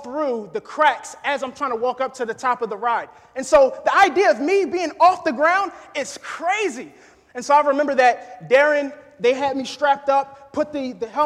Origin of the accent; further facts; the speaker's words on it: New Jersey, United States; moved away as an adult; now in Kentucky, United States; I'm originally from New Jersey. Born and raised